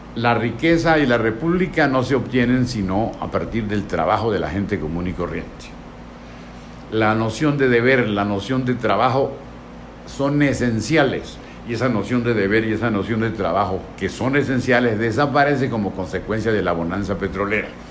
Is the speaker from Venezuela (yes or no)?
yes; Venezuela